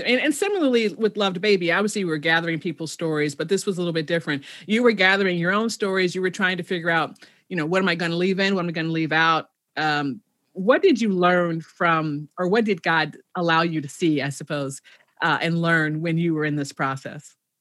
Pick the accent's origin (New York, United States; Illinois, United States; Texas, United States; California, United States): Illinois, United States; Chicago; I'm originally from Chicago, south side of Chicago.